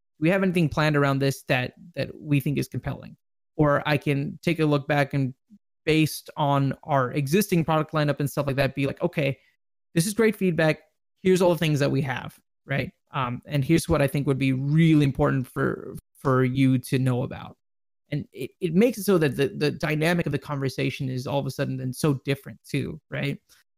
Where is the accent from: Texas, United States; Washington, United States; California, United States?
Texas, United States; Dallas; I think for me, probably one of the highlights was definitely Dallas, right? Because I'm from Dallas.